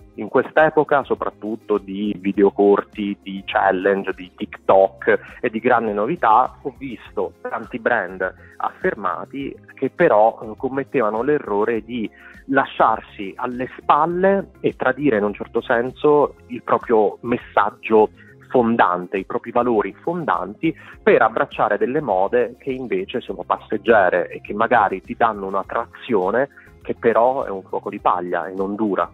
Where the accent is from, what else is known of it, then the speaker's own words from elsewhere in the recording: Molise, Italy; first language Italian; moved away as an adult; also born or lived in Taiwan; now in Berlin, Germany; Io sono originario del Molise